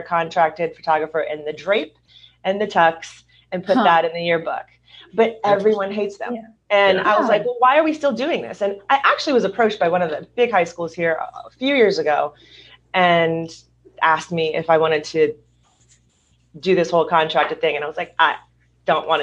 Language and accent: English; Louisiana, United States; also born or lived in Hollywood, California; now in Southern California, United States; I'm originally from Louisiana